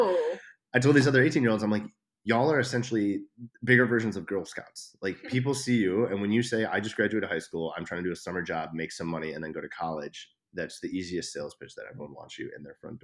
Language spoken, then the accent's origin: English; Chicago, Illinois, United States; moved away as an adult; I'm from Chicago